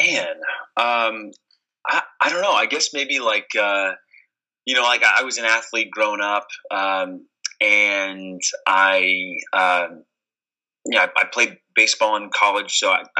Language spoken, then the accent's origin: English; Atlanta, Georgia, United States; also born or lived in Cleveland, United States; now in Indianapolis, United States; I grew up in Atlanta